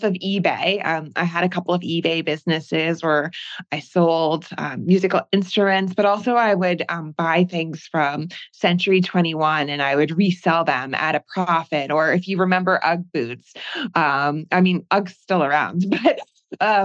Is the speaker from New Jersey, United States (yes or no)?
yes; New Jersey, United States; moved away as an adult; I grew up in New Jersey, which I know gets made fun of a lot, but it's a beautiful state.